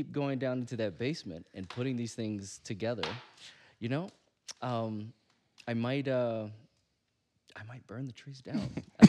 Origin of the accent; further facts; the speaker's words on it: the South, United States; And I'm from the South.